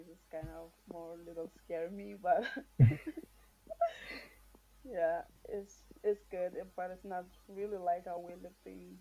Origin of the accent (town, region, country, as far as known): Marshall Islands; born or raised there; moved away as an adult; now in United States